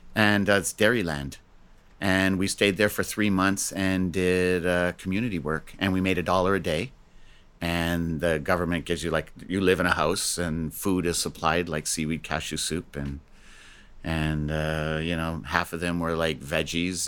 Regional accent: Crystal Beach, Ontario, Canada; I was raised in Crystal Beach, Ontario, down by Niagara Falls, on Lake Erie.

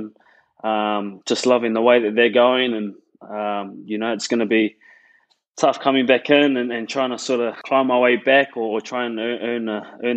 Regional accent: Christchurch, Canterbury, New Zealand; born and raised in Christchurch, which I'm really proud

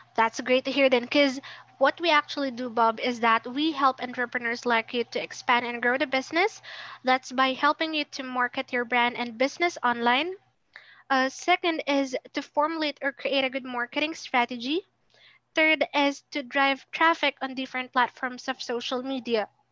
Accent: Philippines; I'm also from the Philippines.

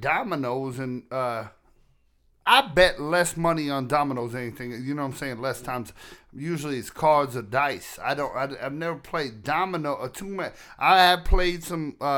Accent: New York, United States; now in Tennessee, United States; when I was growing up in New York

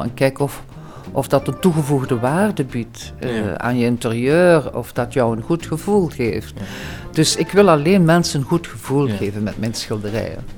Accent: Diepenbeek, Flanders, Belgium; Ik kom uit Diepenbeek

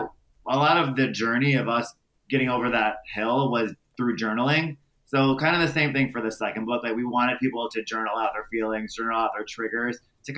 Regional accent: Michigan, United States; we're from Michigan, and that has the highest concentrated like immigrants from Iran and Iraq.

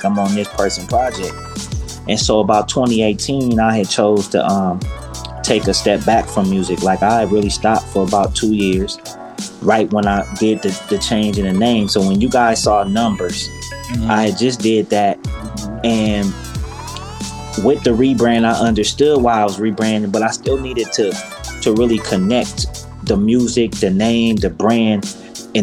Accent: Los Angeles, California, United States; being a South Central native

